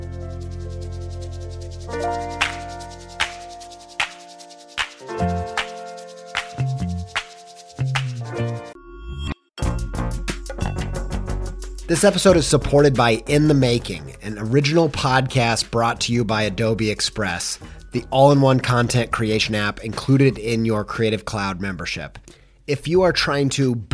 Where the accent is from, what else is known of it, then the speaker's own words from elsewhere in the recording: Columbus, Indiana, United States; moved away as an adult; also born or lived in Franklin, Indiana; now in Europe; I was born in Franklin, which is a little bit south of Indy. And then I went to high school in Columbus, Indiana.